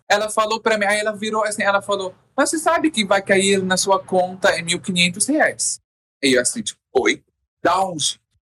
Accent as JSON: {"language": "Portuguese", "country": "Syria", "tie": "born or raised there", "also_born_or_lived": "Jordan", "second_language": "Portuguese", "moved": "as an adult", "lives_now": "Brazil"}